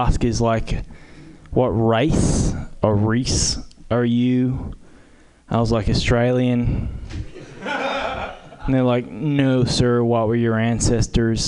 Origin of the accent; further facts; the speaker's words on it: Berkeley, California, United States; now in Oakland, United States; I'm from Berkeley